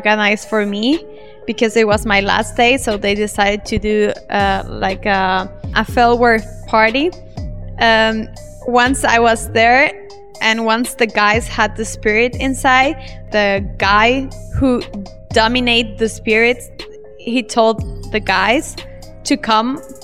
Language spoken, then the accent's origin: English; El Salvador; moved away as an adult; also born or lived in Germany; now in Indonesia; I'm from El Salvador, a small country in Central America. But I have been living in Germany the last 5 years, and now I live in Indonesia